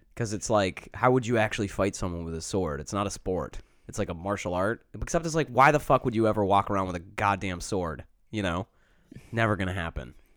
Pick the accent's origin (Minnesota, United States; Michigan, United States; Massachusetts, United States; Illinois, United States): Michigan, United States; Detroit; now in New York, United States; I'm originally from Detroit.